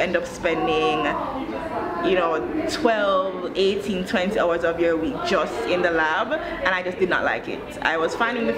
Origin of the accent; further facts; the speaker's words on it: Jamaica; moved away as an adult; also born or lived in United States / New York / Ghana; now in Rwanda; I was born and raised in Jamaica